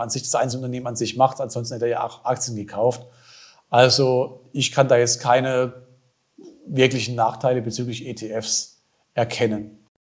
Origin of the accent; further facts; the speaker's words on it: Germany; bei uns in Deutschland